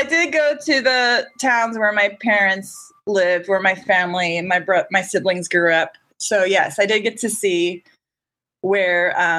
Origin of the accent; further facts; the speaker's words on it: San Diego, California, United States; Growing up in San Diego